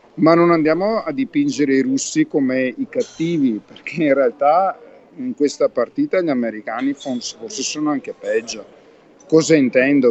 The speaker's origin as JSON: {"language": "Italian", "town": "Verona", "region": "Veneto", "country": "Italy", "said": "io sono veronese in realtà"}